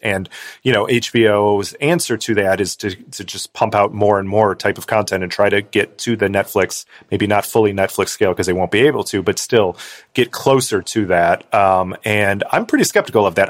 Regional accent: Cleveland, Ohio, United States; I grew up in Cleveland

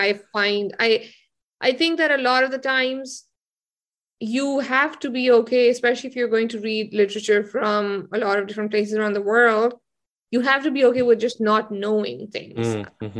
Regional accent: Potohar region, Punjab, Pakistan; now in United States; I'm from the Potohar region in Pakistan, which is where like Islam, not Islamabad as much, but Rawalpindi and like the places south of it

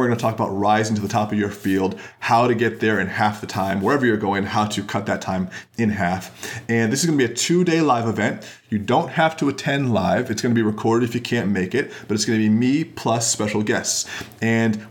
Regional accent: Florida, United States; now in Pacific Northwest, United States; I'm from Florida originally

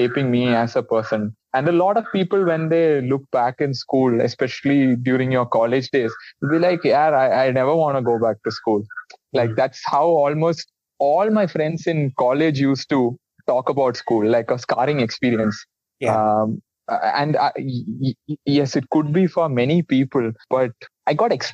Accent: Thiruvananthapuram, Kerala, India; Kerala is a lot about friends, and friends are the people I grew up with. I had the privilege of going to a school run by Jesuits. It's called Loyola School Trivandrum

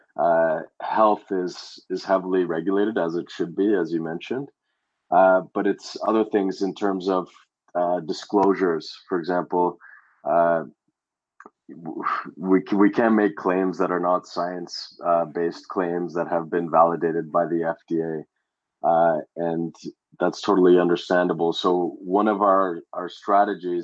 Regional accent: Canada; Growing up in Canada, we don't get much sun during the winter

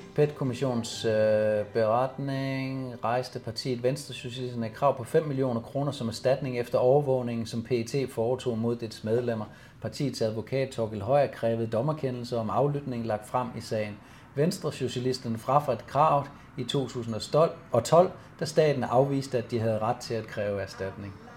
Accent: Silkeborg, Central Denmark Region, Denmark; also born or lived in Hundige, Greve Municipality, Denmark; der flyttede vi fra Hundi til Silkeborg. Jeg var 10 år der i 78

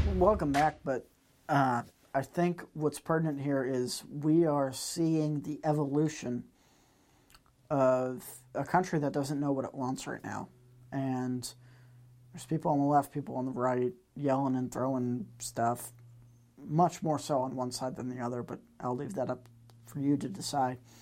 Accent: Massachusetts, United States; growing up in Massachusetts

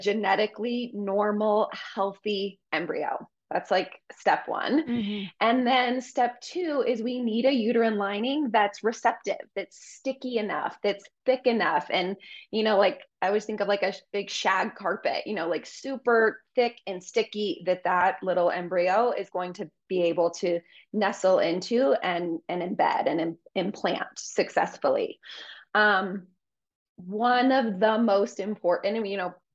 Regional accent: Colorado, United States; moved away; I'm from Colorado originally. So I moved back home.

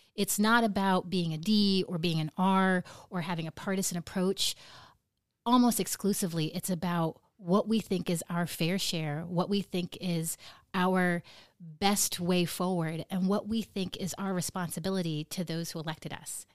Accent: Nome, Alaska, United States; people from my hometown of Nome

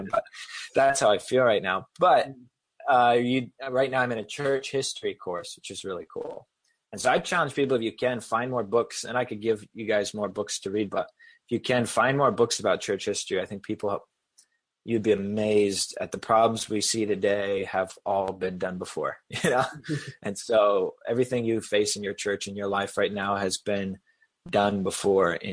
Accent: Boston, Massachusetts, United States; And yes, I just used wicked because I'm from Boston area.

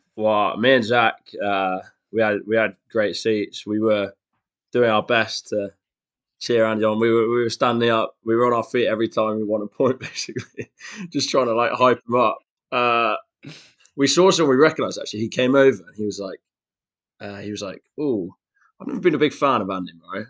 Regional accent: Shrewsbury, West Midlands, United Kingdom; I'm from Shrewsbury, down in the West Midlands

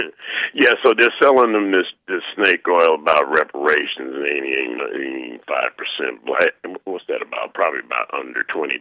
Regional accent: Lake Charles, Louisiana, United States; So you mentioned my hometown where I was born.

